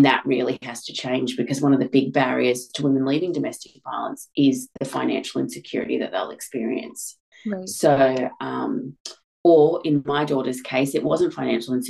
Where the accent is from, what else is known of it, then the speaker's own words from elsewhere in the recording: Australia; I'm from Australia.